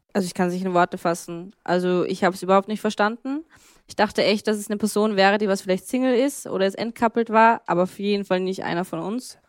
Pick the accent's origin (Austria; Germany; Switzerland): Austria; ich bin zwar in Österreich aufgewachsen